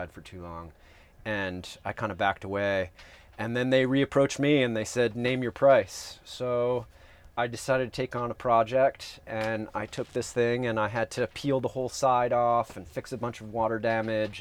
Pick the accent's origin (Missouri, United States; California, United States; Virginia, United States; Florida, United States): California, United States; San Diego; moved away; also born or lived in New Jersey; When I was 9, I moved to San Diego, California